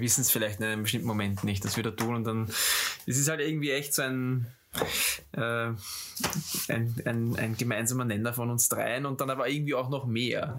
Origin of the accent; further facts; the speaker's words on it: Austria; als Österreicher